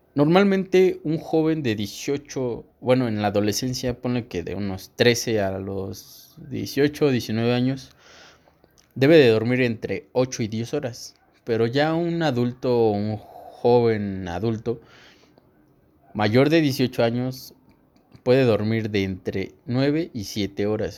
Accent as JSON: {"language": "Spanish", "region": "State of Mexico", "country": "Mexico", "said": "yo soy de aquí, del Estado de México"}